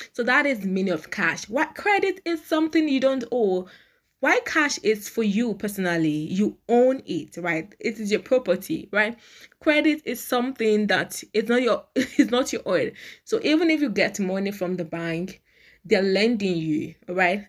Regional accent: Nigeria; in Nigeria, I am a Nigerian

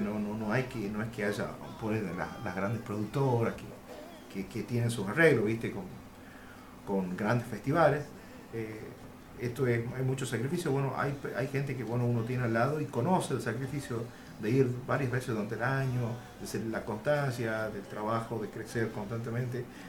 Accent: Concepción, Tucumán, Argentina; cómo uno habla como tucumano

